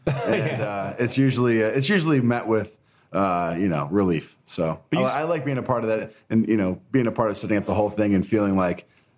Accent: Rochester, New York, United States; Rochester. By Long Island.

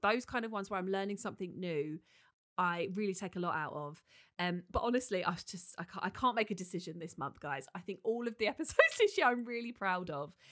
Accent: United Kingdom; we are so British

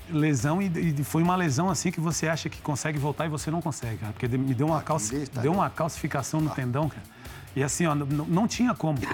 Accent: Gaúcho, Rio Grande do Sul, Brazil; somos gaúchos também

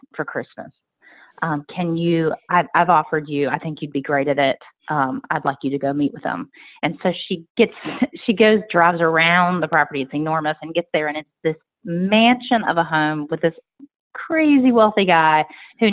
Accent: right outside of Richmond, Virginia, United States; moved away as an adult; now in Nashville, United States; So right outside of Richmond, Virginia is where I grew up.

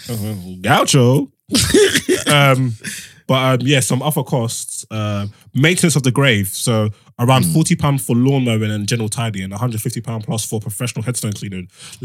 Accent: Nigeria; No matter what I'm going through, never ever go fund me for me, please. I'm Nigerian.

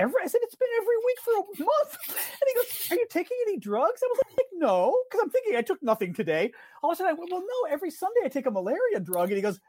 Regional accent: Midwest, United States; Kamala, I'm a Midwesterner. I can't do this.

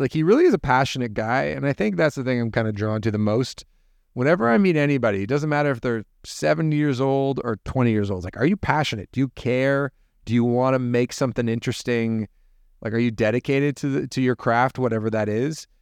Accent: Toronto, Ontario, Canada; also born or lived in Hamilton; growing up, I grew up in Toronto

